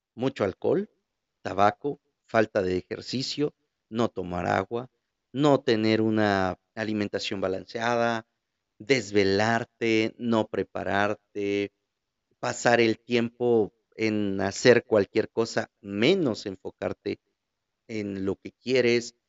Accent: Huajuapan de León, Oaxaca, Mexico; de Guajuapan, de mi ciudad

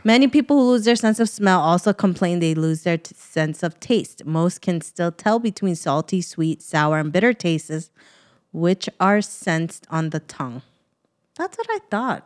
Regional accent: New York, United States; moved away; I'm from New York

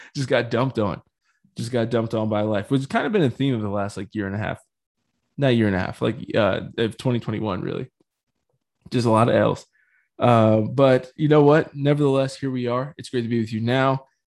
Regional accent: United States; I'm definitely speaking as an American

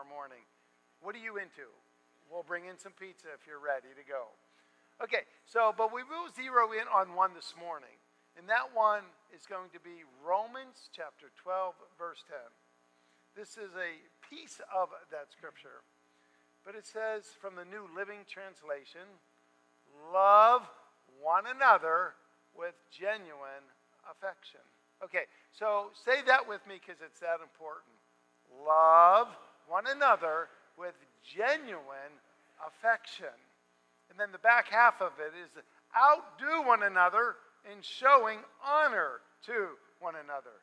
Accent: Pittsburgh, Pennsylvania, United States; I am from Pittsburgh

